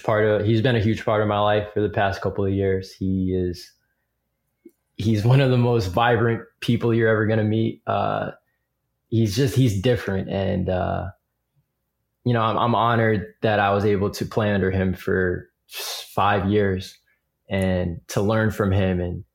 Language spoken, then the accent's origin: English; Piscataway, New Jersey, United States; how does he know I'm from Piscataway? But then I realized I had a bracelet on that said the Piscataway Chiefs, which is our high school.